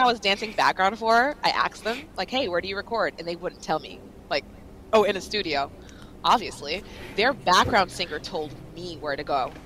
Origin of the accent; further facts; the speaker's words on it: Long Island, New York, United States; I grew up on Long Island